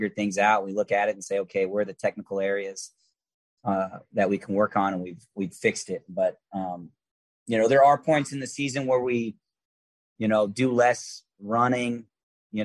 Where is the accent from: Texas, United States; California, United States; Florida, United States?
Florida, United States; moved away as an adult; I was from Florida